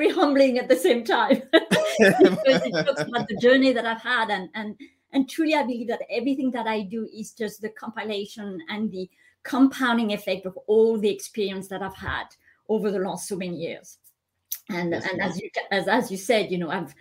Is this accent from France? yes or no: yes; France; moved away as an adult; also born or lived in Hong Kong / Japan / Canada; I'm Asian by cultural background, but I was born and raised in France